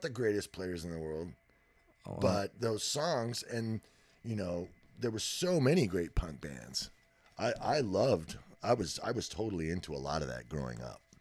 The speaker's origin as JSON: {"language": "English", "region": "Texas", "country": "United States", "tie": "born or raised there", "said": "I was born in Texas. I'm a native."}